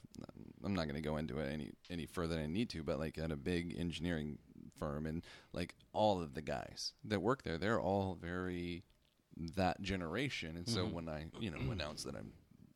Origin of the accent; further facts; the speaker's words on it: Seattle, Washington, United States; I'm from Seattle